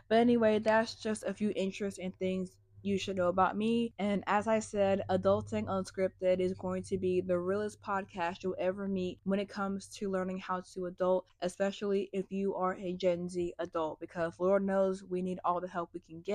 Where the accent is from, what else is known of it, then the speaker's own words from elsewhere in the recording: North Carolina, United States; I'm from North Carolina, unfortunately. I'm from a state where we just have a lot of cookouts and Bojangles. I was raised in a suburban slash rural country